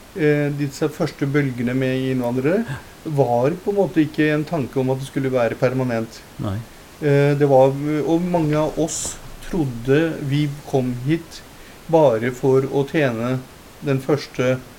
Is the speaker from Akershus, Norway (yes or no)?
no; Lier, Buskerud, Norway; also born or lived in Punjab, India; etter hvert som jeg gikk på skolen og, øh, ungdomsskole og sånt, og hadde bodd her lenge